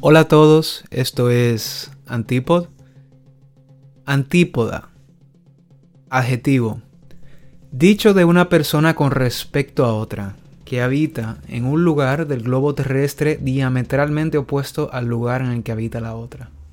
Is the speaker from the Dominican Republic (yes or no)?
yes; Dominican Republic; Soy oriundo de República Dominicana. Allí me crié